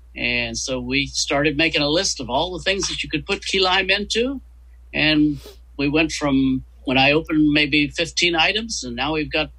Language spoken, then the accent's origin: English; West Virginia, United States; West Virginia.